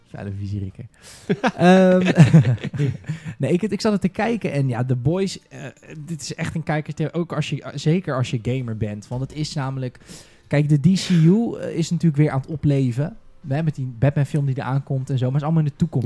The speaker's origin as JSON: {"language": "Dutch", "town": "Rotterdam", "region": "South Holland", "country": "Netherlands", "said": "ik kom uit Rotterdam."}